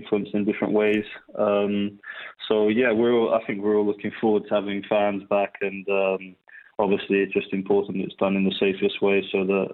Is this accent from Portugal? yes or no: yes; Portugal; moved away; also born or lived in Chiswick; growing up in Portugal